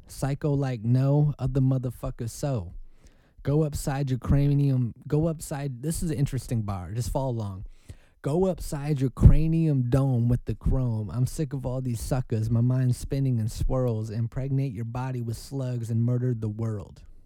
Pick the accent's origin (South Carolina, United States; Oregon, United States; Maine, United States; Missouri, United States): Oregon, United States; I'm from Oregon.